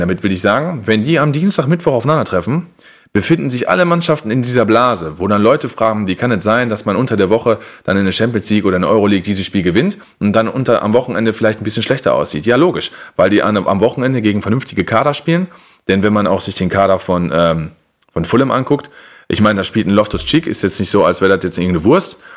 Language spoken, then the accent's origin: German; Germany; als Deutscher